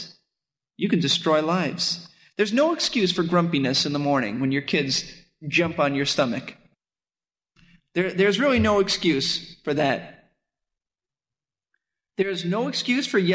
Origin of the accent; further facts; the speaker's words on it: New York City, New York, United States; I grew up in Brooklyn, New York